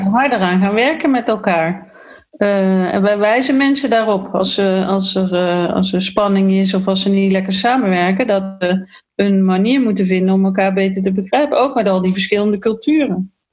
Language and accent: Dutch; Netherlands; ik ben een Nederlander.